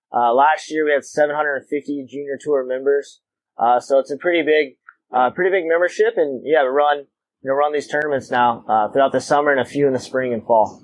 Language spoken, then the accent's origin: English; Wilmington, North Carolina, United States; I grew up in Wilmington, North Carolina